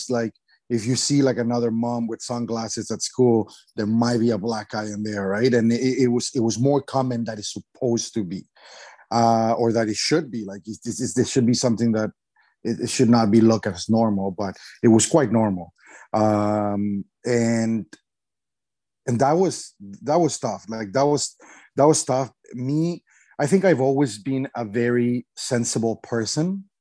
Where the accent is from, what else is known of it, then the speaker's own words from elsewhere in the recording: Mexico; I'm from Mexico